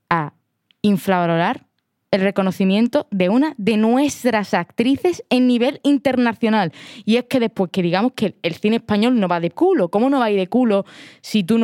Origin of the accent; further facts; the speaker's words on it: Spain; yo soy de España y te digo que no ha hecho buen trabajo